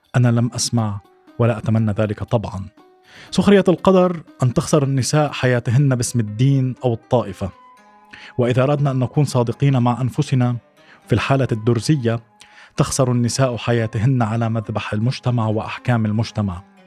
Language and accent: Arabic; Suwayda, As-Suwayda Governorate, Syria; moved away as an adult; also born or lived in Damascus; انتقلت من السويداء إلى دمشق ليس فقط للدراسة وإنما للابتعاد عن البيئة التي ربيت فيها